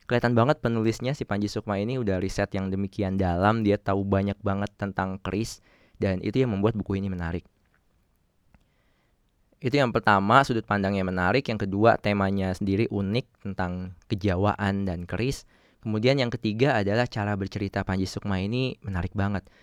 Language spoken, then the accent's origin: Indonesian; Java, Indonesia; gue sendiri orang Jawa tapi nggak terlalu bisa bahasa Jawa